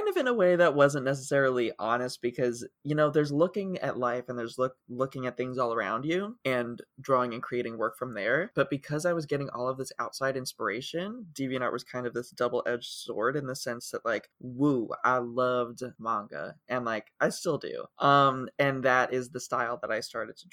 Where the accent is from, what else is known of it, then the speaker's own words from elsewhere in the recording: Ohio, United States; moved away; where I grew up in Ohio